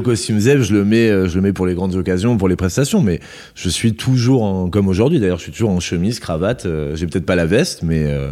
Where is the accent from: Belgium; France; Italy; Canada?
France; Landes, Nouvelle-Aquitaine; now in Bordeaux, France; je suis originaire des Landes, donc j'ai été bercé dans les lotos.